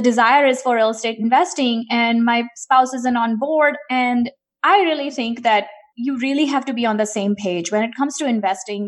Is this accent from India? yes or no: yes; India; moved away; I grew up in India, and I was an only child, grew up in eighties and nineties in India